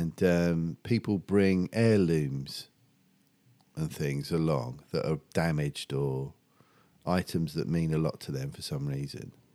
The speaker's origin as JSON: {"language": "English", "town": "Medway", "region": "South East England", "country": "United Kingdom", "tie": "born or raised there", "also_born_or_lived": "Epping, Essex"}